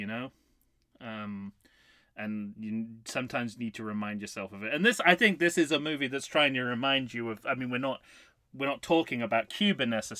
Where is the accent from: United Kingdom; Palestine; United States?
United Kingdom; I'm British